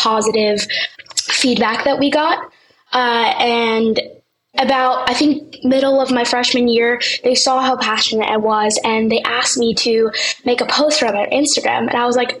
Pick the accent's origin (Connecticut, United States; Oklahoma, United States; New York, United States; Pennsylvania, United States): New York, United States; New York City; I'm 16 years old, and I'm from New York City